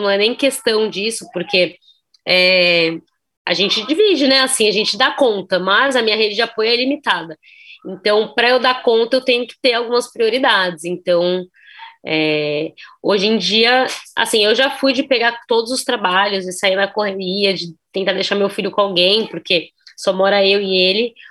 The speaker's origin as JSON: {"language": "Portuguese", "region": "São Paulo", "country": "Brazil", "said": "a gente é de São Paulo"}